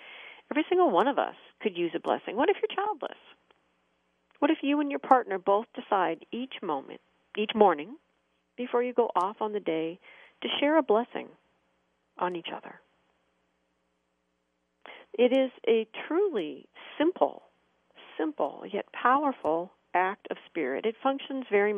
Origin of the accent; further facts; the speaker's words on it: United States; as an American